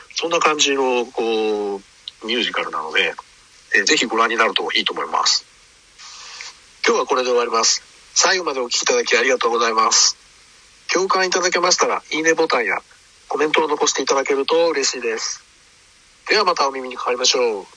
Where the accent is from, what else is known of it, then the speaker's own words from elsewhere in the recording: Yokohama, Kanagawa, Japan; also born or lived in Yamagata; now in Osaka, Japan; 山形生まれ横浜育ち大阪暮らし